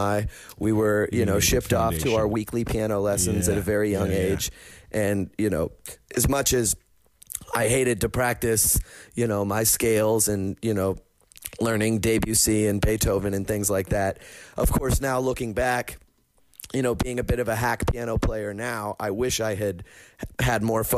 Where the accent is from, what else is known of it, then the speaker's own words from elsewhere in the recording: Pittsburgh, Pennsylvania, United States; growing up in Pittsburgh